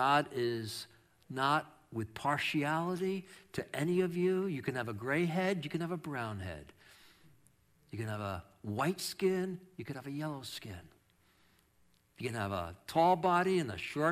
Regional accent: New York, United States; moved away; I'm from New York, and I can't say ERs

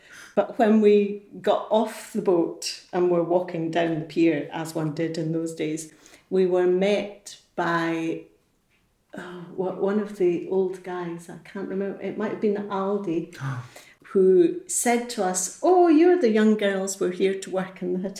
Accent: Edinburgh, Scotland, United Kingdom; Edinburgh. I came to work in the hotel in 1973

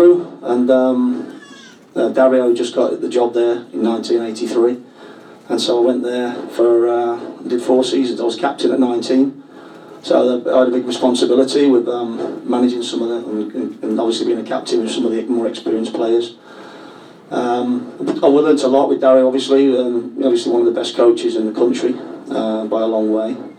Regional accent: Birmingham, West Midlands, United Kingdom; I'm a Midland boy. I was born in Birmingham.

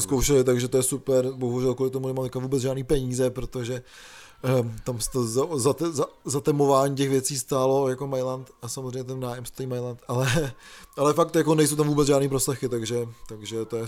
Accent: Czechia; moved away; pokud máte vztah k Šumavě třeba jako já

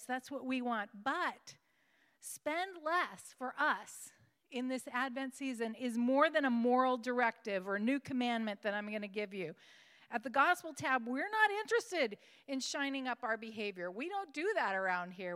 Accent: West Coast, United States; moved away; I came from the West Coast

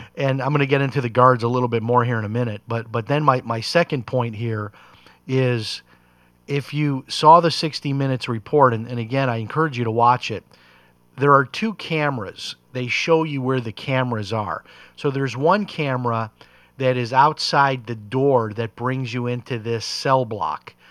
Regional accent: Chicago, Illinois, United States; growing up in Chicago.

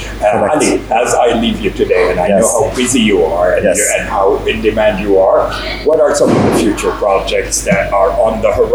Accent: California, United States; I come from California.

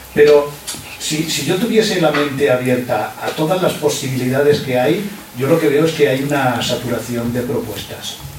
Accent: Badalona, Catalonia, Spain; Yo, soy de Badalona, vivo en Badalona

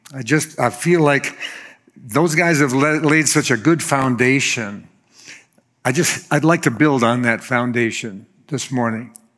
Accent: Florida, United States; I'm from Florida

